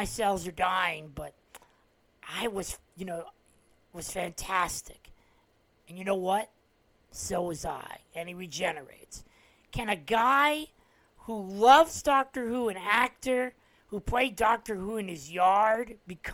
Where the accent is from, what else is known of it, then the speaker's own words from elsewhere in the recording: New Jersey, United States; as a New Jersey native